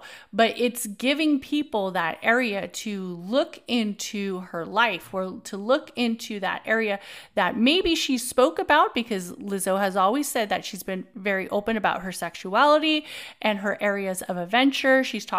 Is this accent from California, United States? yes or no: yes; California, United States; I'm from the Bay Area. I'm a Bay Arian.